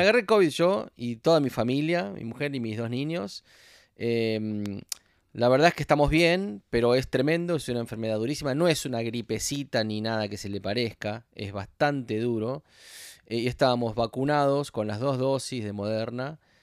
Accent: Argentina; now in Los Angeles, United States; yo soy argentino

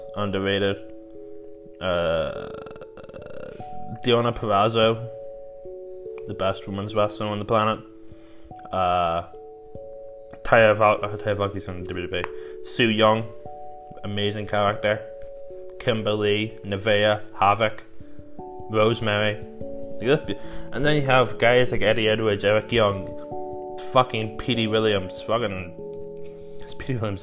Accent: Ireland; I'm Irish

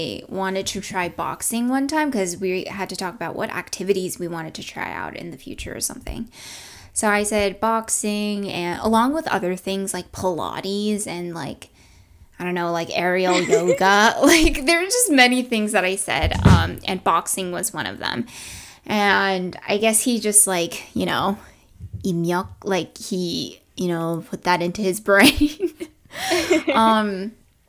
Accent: NoVA, Virginia, United States; I was from Nova

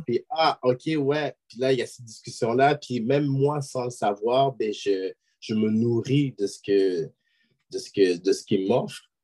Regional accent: Quebec, Canada; je suis québécois d'origine haïtienne

